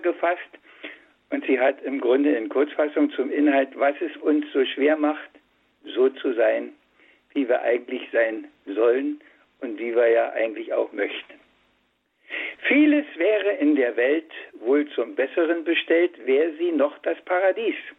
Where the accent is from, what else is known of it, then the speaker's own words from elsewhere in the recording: Brandenburg, Germany; Ich bin ein Urbrandenburger. Nur meine, meine Eltern sind von woanders